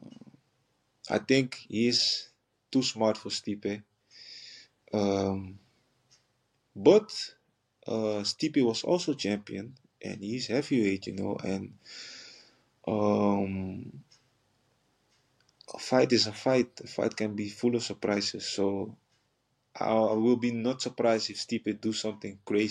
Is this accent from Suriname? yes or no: yes; Paramaribo, Paramaribo District, Suriname; English is a second language; moved away; also born or lived in Netherlands; I was born in the capital, Paramaribo, and grew up also in the capital